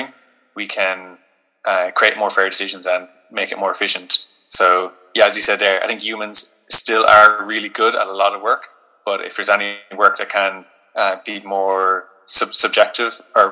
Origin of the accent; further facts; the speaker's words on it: Limerick, Munster, Ireland; moved away; also born or lived in Dublin; I'm originally from Limerick